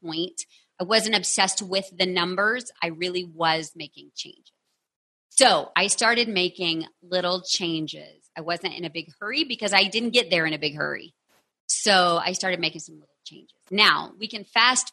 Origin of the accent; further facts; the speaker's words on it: Texas, United States; I'm from Texas